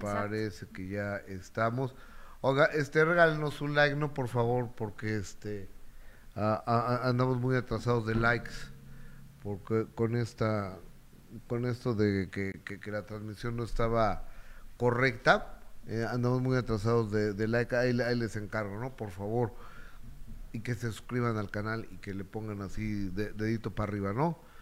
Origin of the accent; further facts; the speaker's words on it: Mexico City, Mexico; El único chilango éramos eh, un amigo del Senado, Franco eh, eh, Francisco Bracamontes, y mi esposa y yo